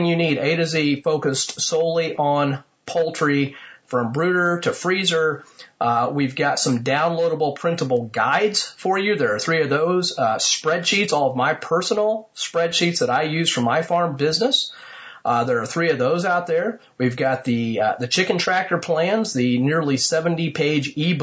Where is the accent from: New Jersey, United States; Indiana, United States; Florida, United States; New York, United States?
Indiana, United States; my home state of Indiana